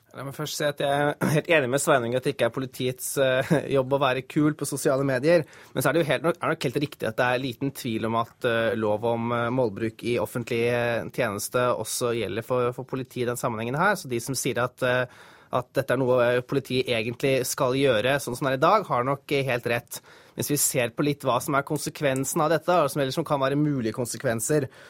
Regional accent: Hedmark, Norway; jeg er fra Hedmark

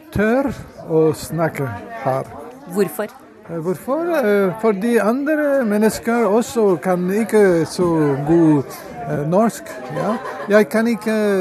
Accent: France; Norwegian is a second language; now in Norway; Jeg kommer eh, fra Frankrike.

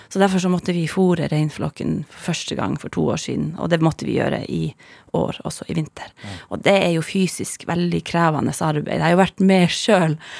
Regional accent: Masi, Finnmark, Norway; first language Northern Sami; Norwegian is a second language; also born or lived in Kautokeino; Jeg vokste opp i Madze. Ja. Altså, eller Masi på norsk

